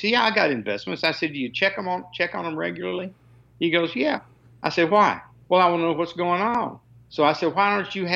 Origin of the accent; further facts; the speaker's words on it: Kentucky, United States; I grew up in Kentucky